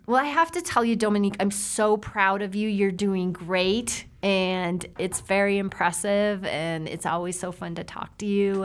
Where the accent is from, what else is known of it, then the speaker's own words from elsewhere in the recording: South Dakota, United States; I grew up in South Dakota